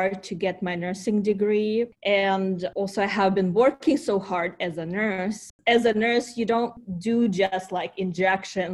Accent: Ukraine; first language Ukrainian; English is a second language; moved away as an adult; also born or lived in Kyiv, Ukraine; now in United States; I came from Ukraine. I still remember how my family was going through Chernobyl time.

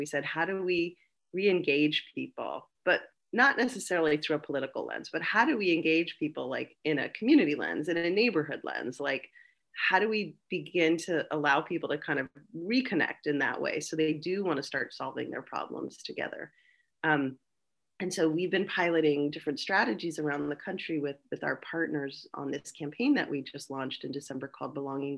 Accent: Monterey Park, California, United States; I was born and raised in a fairly small town called Monterey Park, which is right in the middle of Los Angeles County

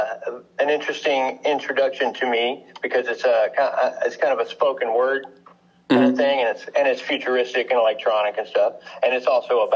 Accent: Houston, Texas, United States; I'm from Houston, Texas, and I haven't been able to escape here yet

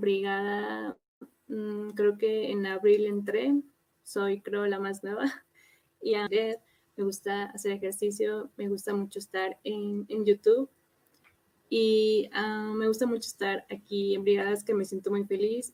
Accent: Mexico City, Mexico; soy de Ciudad de México

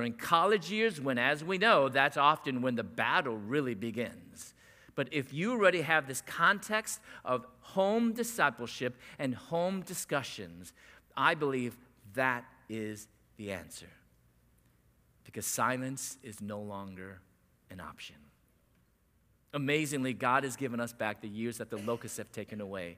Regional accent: San Diego, California, United States; We're from San Diego

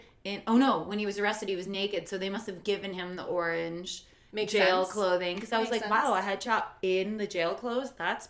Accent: Chicago, Illinois, United States; now in Los Angeles, United States; I'm from Chicago, and I live in L.A.

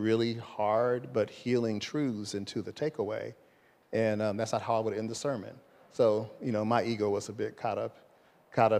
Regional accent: Los Angeles, California, United States; I'm from Los Angeles

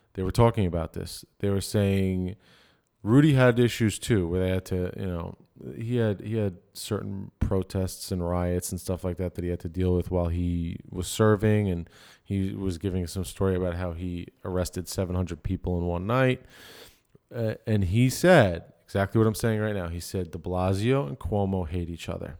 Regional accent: Dix Hills, New York, United States; I'm from Dick Sales

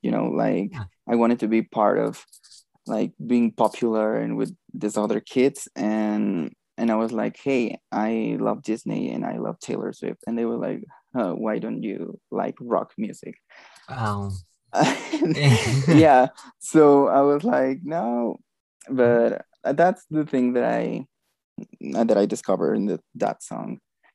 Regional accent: Mexico; I'm from Mexico.

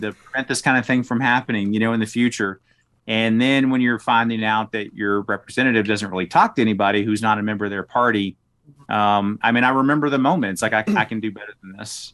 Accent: Smackover, Arkansas, United States; moved away as an adult; also born or lived in Washington, D.C. area; now in Colorado Springs, United States; I grew up in, uh, a little town called Smackover.

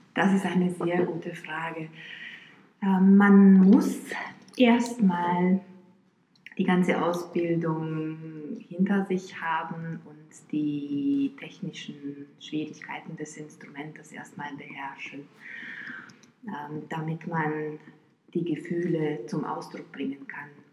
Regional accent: Bucharest, Romania; moved away; also born or lived in Florida, United States / New Jersey, United States / Rostock, Germany; Ich bin in Rumänien geboren und da auch aufgewachsen, in Bukarest

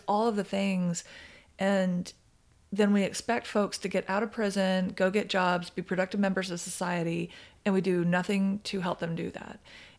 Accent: Oklahoma City, Oklahoma, United States; born there; I was born in Oklahoma City. I don't have a super strong connection to it anymore, yeah.

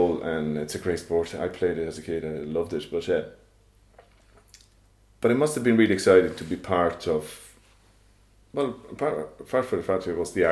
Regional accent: Rome, Lazio, Italy; moved away; I'm from Rome. From Italy

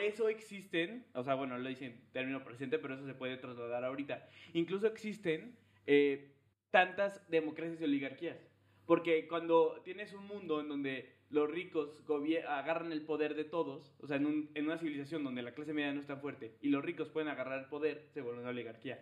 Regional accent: León, Guanajuato, Mexico; yo que nací en León

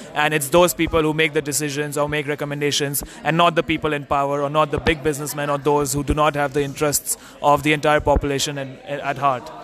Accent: India; moved away as an adult; now in Singapore; I'm from India. I study in Singapore

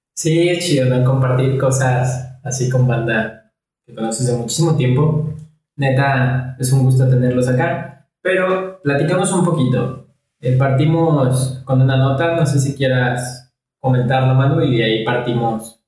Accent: Mexico; como mexicanos

